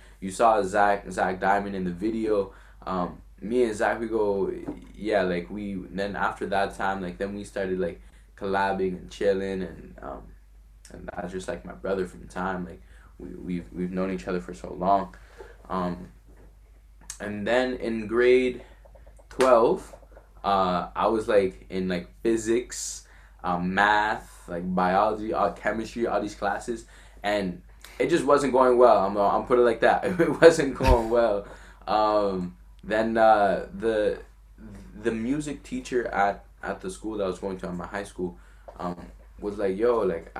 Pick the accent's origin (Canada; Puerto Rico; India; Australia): Canada; Quebec City, Quebec; first language French; English is a second language; also born or lived in Montreal / Gatineau; now in Ottawa, Canada; I was born in Quebec City.